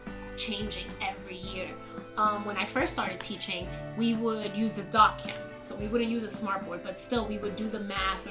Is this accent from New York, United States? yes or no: yes; New York City, New York, United States; Born and raised in Washington Heights